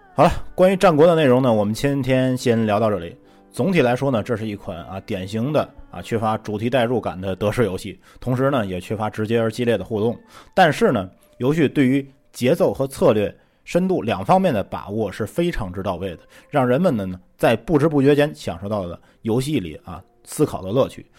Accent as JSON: {"language": "Chinese", "country": "China", "said": "我们作为中国人"}